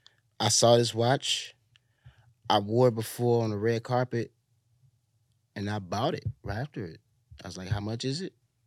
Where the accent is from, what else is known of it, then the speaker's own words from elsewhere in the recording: Chicago, Illinois, United States; I'm a thief. I'm from Chicago.